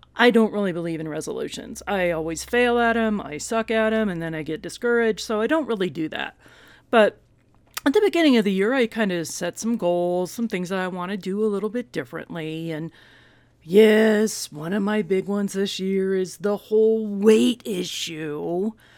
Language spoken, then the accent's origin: English; Texas, United States; And we're from Texas